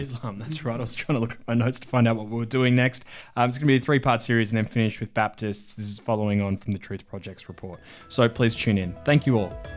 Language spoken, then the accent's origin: English; Victoria, Australia; moved away; from my home state of Victoria